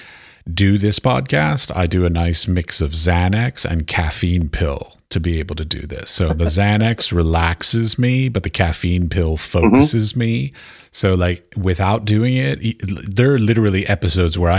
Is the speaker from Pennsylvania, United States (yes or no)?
no; Washington, District of Columbia, United States; I was raised in Washington, D.C.